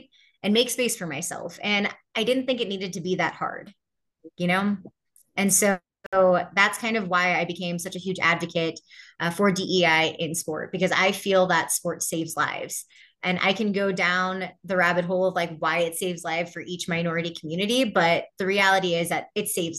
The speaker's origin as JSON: {"language": "English", "town": "Houston", "region": "Texas", "country": "United States", "tie": "born or raised there", "said": "when I was growing up in Houston"}